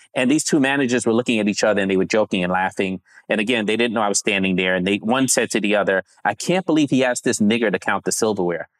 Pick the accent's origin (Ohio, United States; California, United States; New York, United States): New York, United States; also born or lived in Grenada / Savannah, Georgia; I was born in Brooklyn, Brooklyn, New York, and then spent the first nine years or so in the Caribbean, small island called Grenada